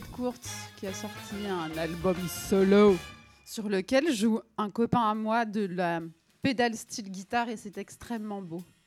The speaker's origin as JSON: {"language": "French", "region": "Hauts-de-France", "country": "France", "said": "Je suis une ch'ti"}